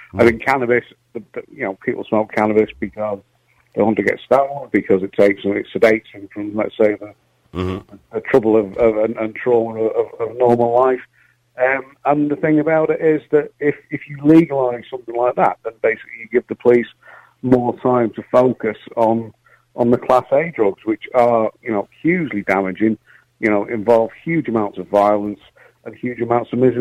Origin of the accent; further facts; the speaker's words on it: Manchester, North West England, United Kingdom; now in Ireland; I grew up in Manchester at the start, and I used to go to the Hacienda when I was still at school